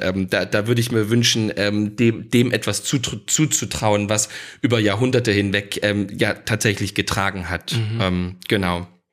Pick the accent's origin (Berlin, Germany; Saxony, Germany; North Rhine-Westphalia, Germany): Saxony, Germany; da bin ich natürlich als Sachse und vielleicht so ein bisschen als Ostdeutscher